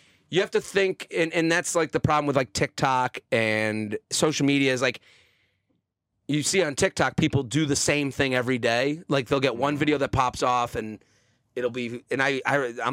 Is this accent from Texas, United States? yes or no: no; Needham, Massachusetts, United States; moved away as an adult; now in New York, United States; I'm from outside of Boston, a suburb called Needham